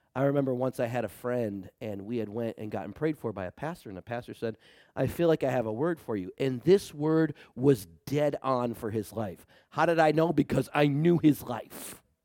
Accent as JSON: {"language": "English", "country": "United States", "said": "I love our country. I'm a patriot. I'm an American through and through"}